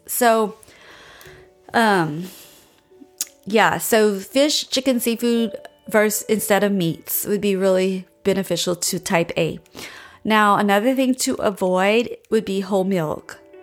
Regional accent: Louisiana, United States; now in Austin, United States; I grew up in Louisiana

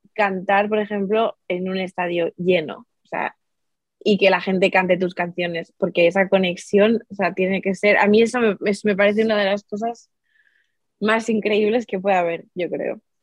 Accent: Spain; en mi país, aquí en España

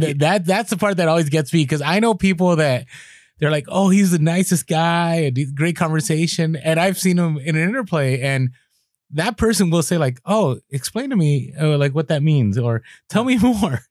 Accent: San Francisco, California, United States; moved away as an adult; also born or lived in Midwest; I grew up in, in San Francisco and I grew up in the Mission

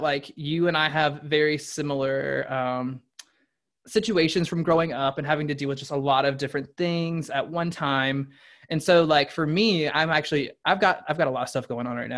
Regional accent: the South, United States; growing up in the South

